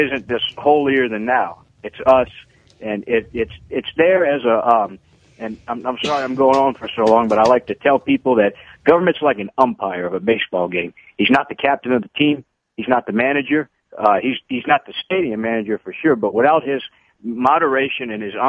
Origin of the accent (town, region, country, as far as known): New Orleans, Louisiana, United States; born or raised there